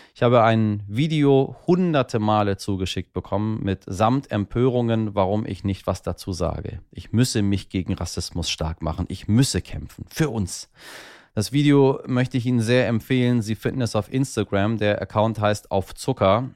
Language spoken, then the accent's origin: German; Tehran, Tehran Province, Iran; now in Germany; in meiner Heimatstadt Teheran